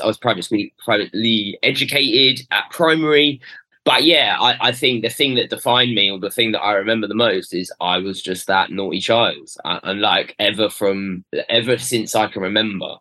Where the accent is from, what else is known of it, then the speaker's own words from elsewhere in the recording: London, United Kingdom; I was brought up in North London, uh, sort of Queen's Park